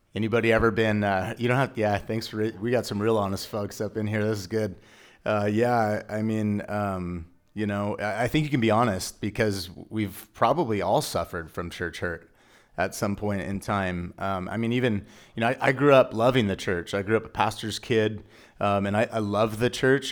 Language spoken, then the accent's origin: English; Dinuba, California, United States; also born or lived in Tulare, California; now in Exeter, United States; I'm from Dinuba because that's where I went to school